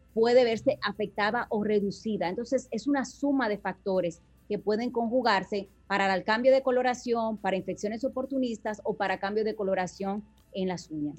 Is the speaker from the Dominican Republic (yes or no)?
yes; Dominican Republic; como buen dominicano